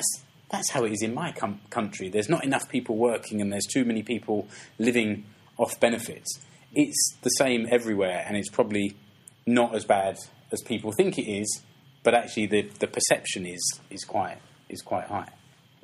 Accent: England, United Kingdom; now in Seinäjoki, Finland; I'm English

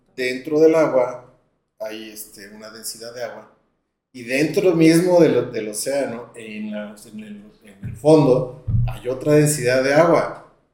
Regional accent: León, Guanajuato, Mexico; yo soy de León, Guanajuato

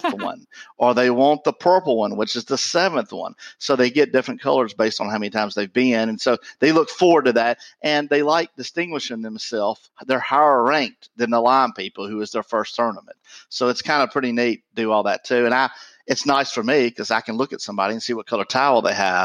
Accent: Mississippi, United States; I grew up in Mississippi.

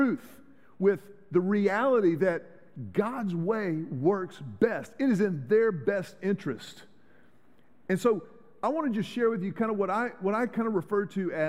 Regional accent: Houston, Texas, United States; I grew up in Houston.

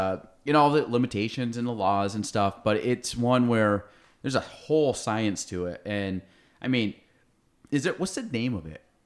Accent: Chazy, New York, United States; I was from Shazy

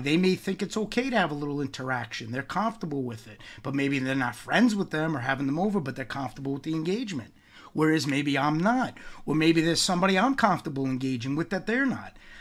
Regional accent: New York, United States; growing up in New York

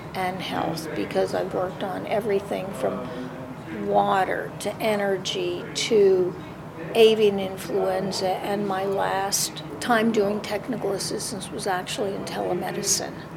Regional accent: United States; as an American

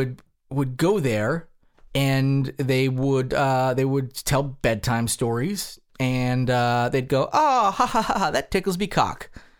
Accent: Newfoundland and Labrador, Canada; Why? I'm from Newfoundland. I am.

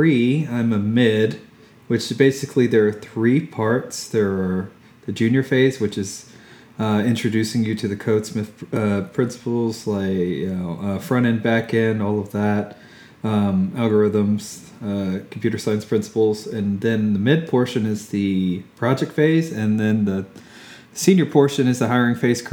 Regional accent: Fort Worth, Texas, United States; moved away as an adult; also born or lived in Austin, Texas; now in Houston, United States; I've mostly lived in Texas my whole life besides my military service, but I'm from Fort Worth originally

